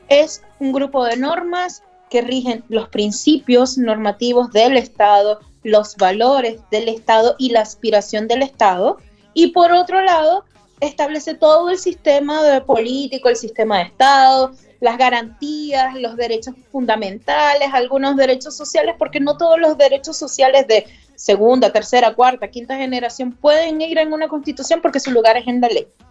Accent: Venezuela; moved away as an adult; now in Chile; como constitucionalista y como migrante venezolana

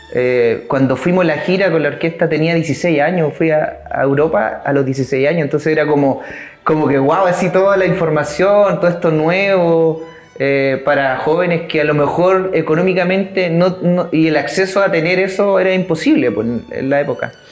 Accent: Curanilahue, Biobío, Chile; moved away; yo inicié a los 11 años en la, ciudad de Curanilagua, soy oriundo de allá, eh, nací en Curanilagua, mis padres son de allá, siguen viviendo allá.

